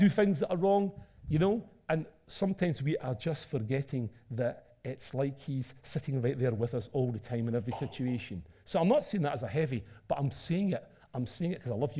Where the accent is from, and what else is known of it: Scotland, United Kingdom; accent: Scottish (Taggart-style)